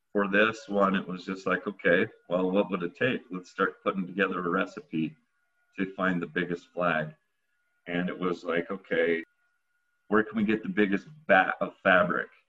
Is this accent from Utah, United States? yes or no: yes; Utah, United States; being American kid here in Utah.